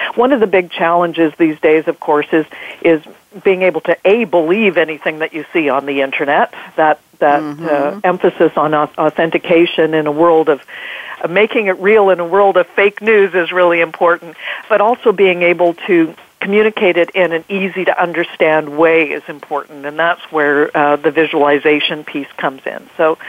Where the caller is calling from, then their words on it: Vancouver, British Columbia, Canada; I'm calling from beautiful British Columbia, Vancouver